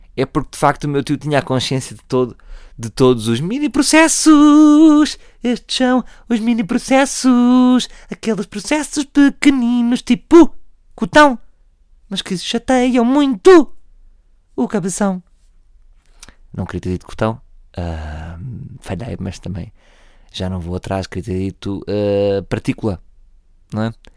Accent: Oeiras, Lisbon, Portugal; nascido e criado em Oeiras

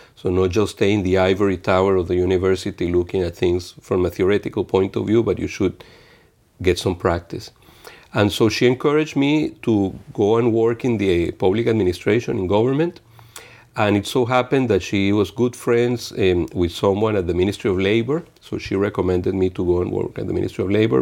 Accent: Venezuela; moved away as an adult; also born or lived in Italy; now in Geneva, Switzerland; I was born in Venezuela in nineteen sixty-six, and I lived, eh, my childhood between Venezuela and Italy

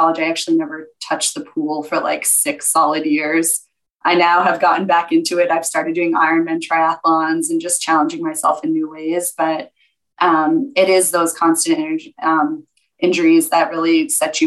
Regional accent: Connecticut, United States; now in Scottsdale, United States; I was born in Connecticut and I have one sibling, an older brother

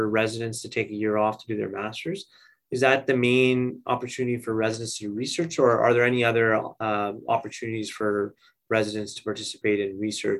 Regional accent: Edmonton, Alberta, Canada; where I grew up in Edmonton.

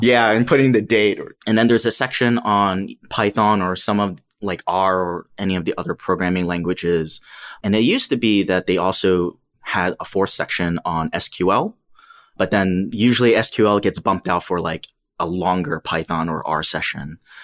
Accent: New York City, New York, United States; I grew up in New York City. I'm from Queens

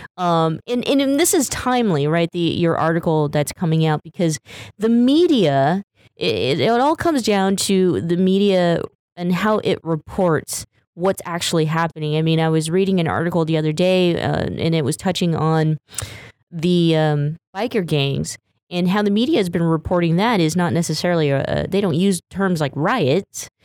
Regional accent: Stockton, California, United States; my hometown, Stockton, California

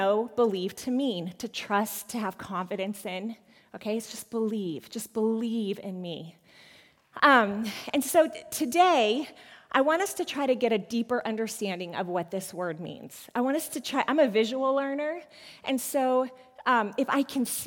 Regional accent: Colorado, United States; I was born in Colorado. I am a Colorado native

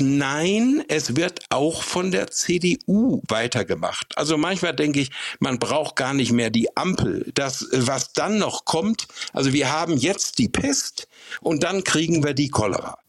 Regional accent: Bünde, North Rhine-Westphalia, Germany; in meiner Heimat, in Bünde in Westfalen

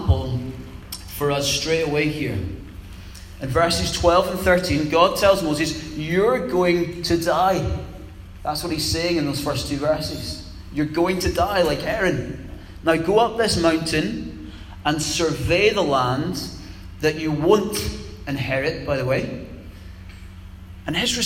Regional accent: Scotland, United Kingdom; calling us British, but we're also Scottish

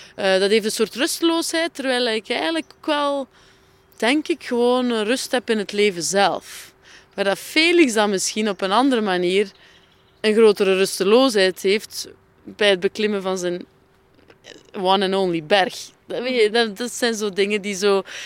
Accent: Flemish Ardennes, countryside south of Ghent, Flanders, Belgium; het platteland onder Gent. Wat men de Vlaamse Ardennen noemt

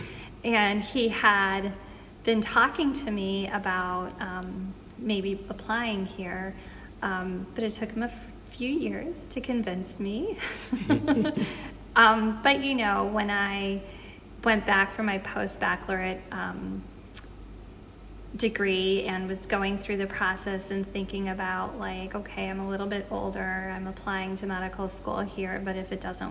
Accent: Chicago, Illinois, United States; also born or lived in Boston; I'm originally from Chicago

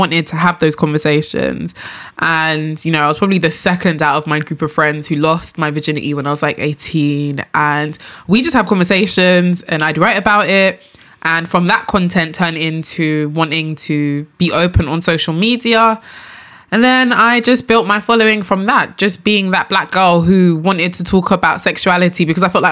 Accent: London, United Kingdom; also born or lived in Enfield / Nigeria; born and raised in London, of course.

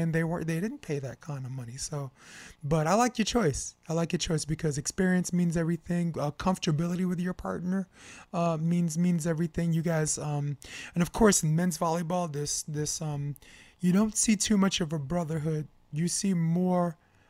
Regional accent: New York, United States; I'm from New York

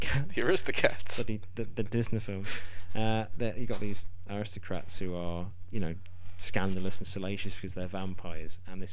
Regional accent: England, United Kingdom; I personally, as an Englishman

